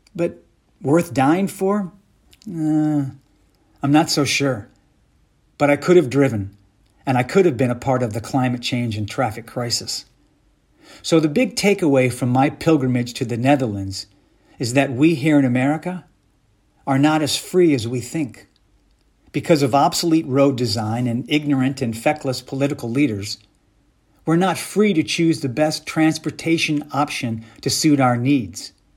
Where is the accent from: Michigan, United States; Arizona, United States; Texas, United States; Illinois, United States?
Michigan, United States; moved away as an adult; also born or lived in New York City; now in Los Angeles, United States; I was born and raised in Michigan in the 1960s